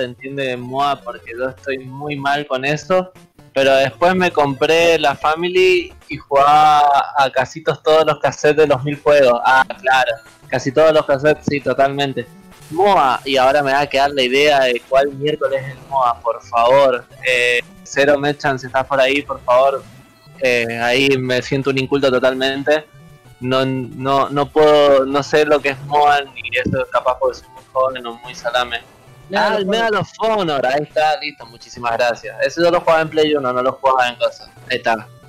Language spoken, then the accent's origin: Spanish; San Rafael, Mendoza, Argentina; acá hoy en día en mi pueblo, acá en San Rafael